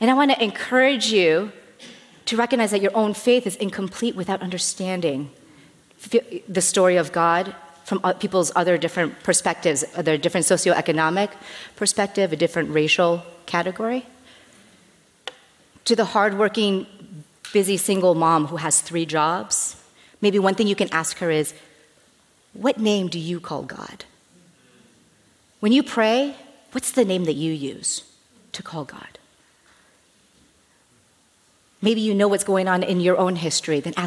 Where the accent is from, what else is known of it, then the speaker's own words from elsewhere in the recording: United States; As an American